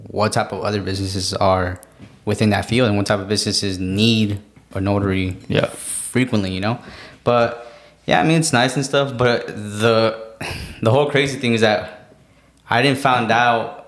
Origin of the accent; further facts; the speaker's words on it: Phoenix, Arizona, United States; I was born and raised here in Phoenix, Arizona